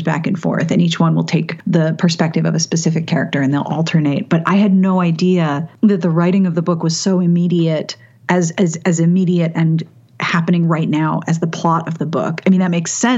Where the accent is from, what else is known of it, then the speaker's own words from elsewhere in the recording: Pittsburgh, Pennsylvania, United States; I grew up in Pittsburgh